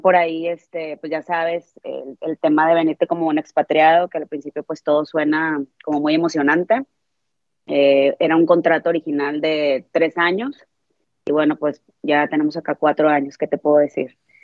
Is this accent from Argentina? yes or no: no; Monterrey, Nuevo León, Mexico; moved away as an adult; now in United States; Yo soy de Monterrey, Monterrey, Nuevo León